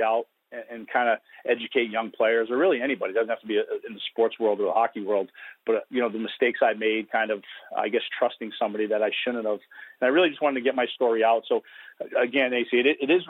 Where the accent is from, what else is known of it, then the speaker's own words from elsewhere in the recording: Woonsocket, Rhode Island, United States; I grew up in Woonsocket, Rhode Island